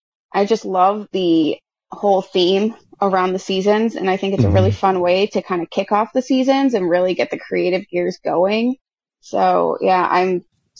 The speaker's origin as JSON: {"language": "English", "region": "Massachusetts", "country": "United States", "tie": "born or raised there", "moved": "as an adult", "lives_now": "Syracuse, United States", "said": "I grew up in Massachusetts, like right on the border of New Hampshire. And I moved out to Syracuse when I was 19."}